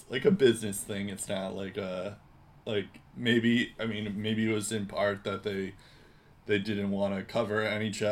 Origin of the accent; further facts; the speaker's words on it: United States; the American on the show